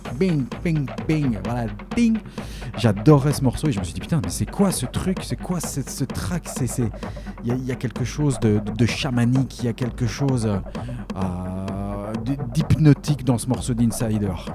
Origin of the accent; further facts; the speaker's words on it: Belgium; accent: Belgian; mon accent belge